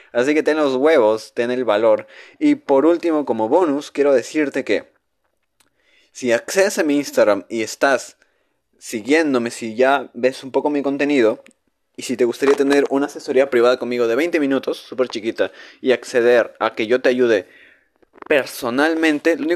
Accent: northern Mexico, Mexico; Hablo como mexicano norteño.

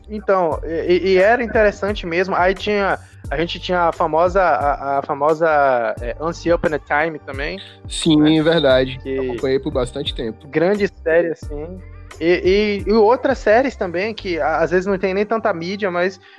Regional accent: Brazil; a gente é brasileiro

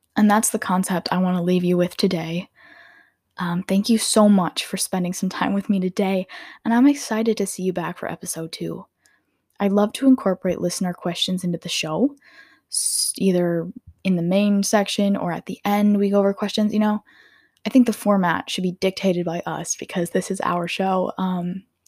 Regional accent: Minnesota, United States; I'm from Minnesota, and I live about thirty to forty minutes outside of Minneapolis.

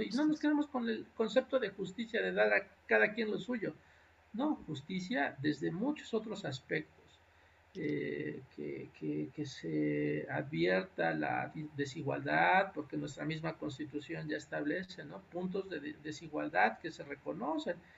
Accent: Texcoco, State of Mexico, Mexico; moved away as an adult; Yo soy originario de allá, yo crecí en Texcoco, crecí en un pueblo de, cercano al municipio de Texcoco

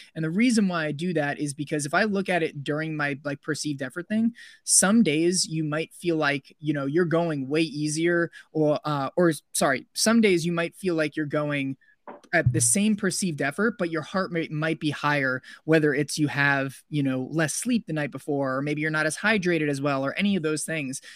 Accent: Somers, New York, United States; moved away as an adult; also born or lived in Pennsylvania / Wisconsin; now in Arizona, United States; I grew up in New York, so about 45 minutes north of New York City, in a little suburban town called Somers, New York, in Westchester County

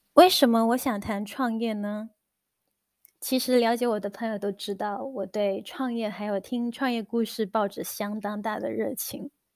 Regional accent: Guangdong, China; moved away as an adult; also born or lived in Shenzhen; now in New Zealand; 我是土生土长的广东人，在广州完成了我的本科之后，我在深圳工作了一段时间，然后移居新西兰

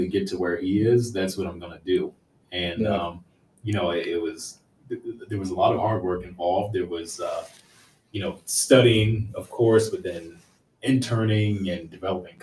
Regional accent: Washington, District of Columbia, United States; also born or lived in Maryland; grew up in D.C.

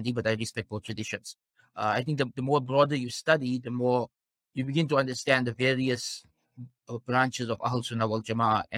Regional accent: South Africa; Born and raised in South Africa, I'm actually fifth generation South African

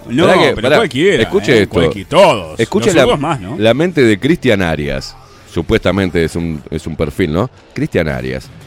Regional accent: Uruguay

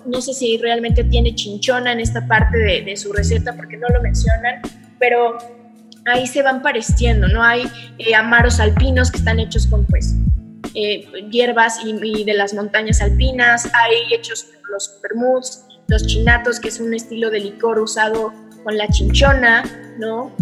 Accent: Puebla, Mexico; also born or lived in Querétaro; now in Mexico City, Mexico; yo soy de Puebla y me encanta siempre decir que soy de Puebla

